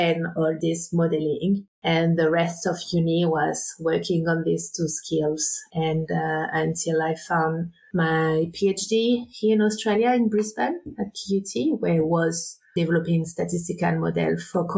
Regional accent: south of France, France; moved away as an adult; also born or lived in Réunion; I grew up on the Mediterranean coast in the south of France, mostly on the boat

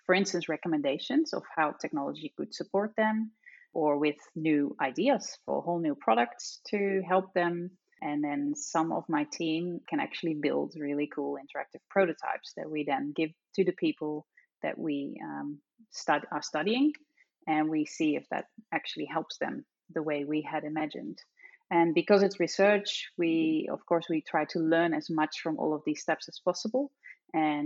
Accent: Netherlands; accent: Dutch; I'm Dutch, as you probably can tell from my accent

